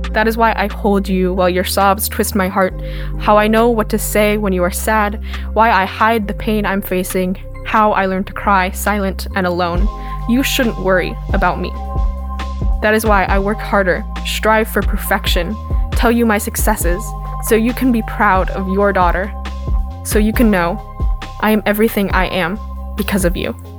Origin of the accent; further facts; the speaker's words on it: Washougal, Washington, United States; I'm 16 years old and I'm from Washougal, Washington.